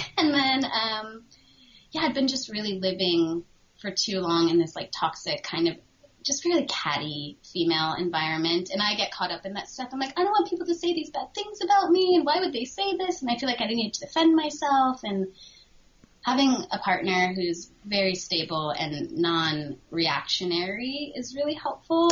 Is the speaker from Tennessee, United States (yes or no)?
no; Connecticut, United States; moved away as an adult; I'm from Connecticut, so I understand the snow.